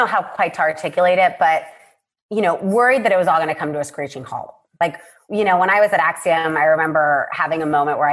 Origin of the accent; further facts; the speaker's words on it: Puerto Rico; I was born and raised in Puerto Rico